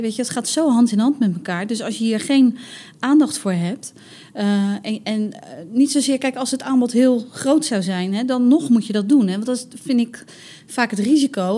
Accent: Rotterdam, South Holland, Netherlands; Wij als Rotterdammers

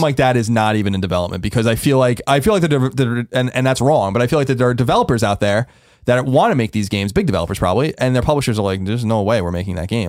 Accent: New York, United States; moved away; also born or lived in San Francisco; growing up in New York

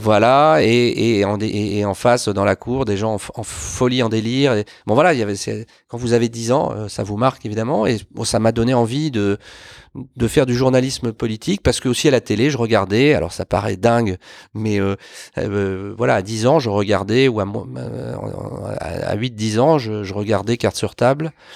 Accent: Lisieux, Normandy, France; moved away; also born or lived in Bordeaux / Paris; je suis natif d'une, une commune de Normandie, euh, aujourd'hui réunifiée, qui s'appelle Lisieux

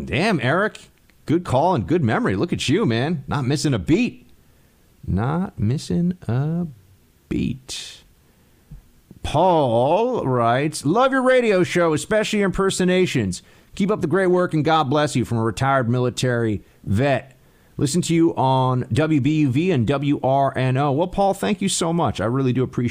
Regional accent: New York City, New York, United States; some commie from Manhattan

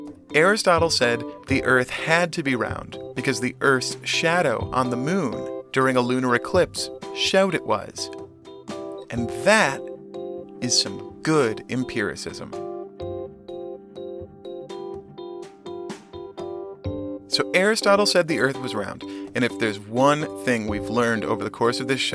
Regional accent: United States; for most Americans growing up in the … years

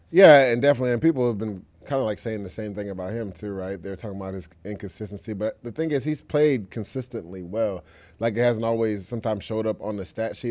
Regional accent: Florida, United States; I'm from Florida as well

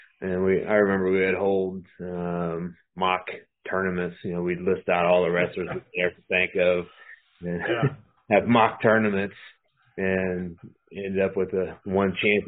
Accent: Hollywood, California, United States; born there; I'm from I was actually born in California, so I'm built in California, okay. But I was actually born in California, so it's really not a stretch.

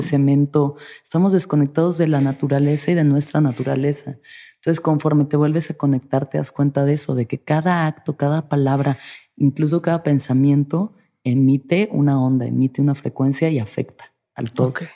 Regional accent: Mexico

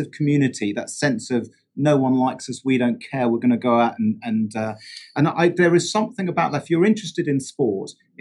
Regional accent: London, United Kingdom; I grew up in South London as a fan of Wimbledon Football Club

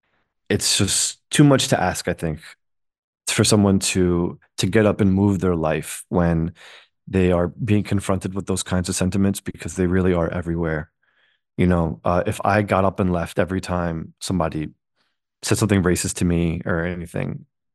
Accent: United States; I'm Muslim American too.

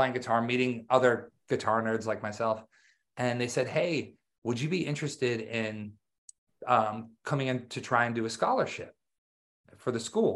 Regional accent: Wisconsin, United States; I grew up in Wisconsin. So I grew up in the country

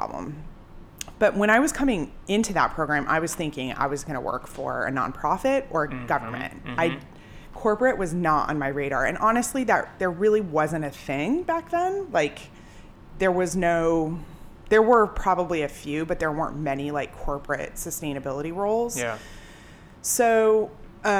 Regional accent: Colorado, United States; moved away as an adult; also born or lived in Boston; I grew up in Colorado

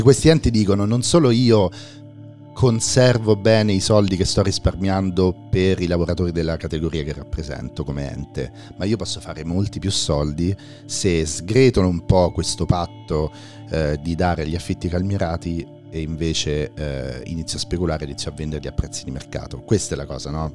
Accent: Rome, Lazio, Italy; da romano

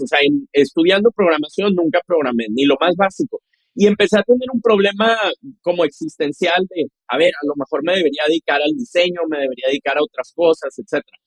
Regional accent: Monterrey, Nuevo León, Mexico; Entonces yo crecí en Monterrey, apasionado por la tecnología.

